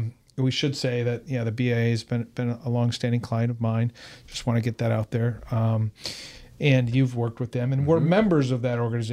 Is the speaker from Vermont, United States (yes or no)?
no; Michigan, United States; now in San Diego, United States; I grew up in Michigan.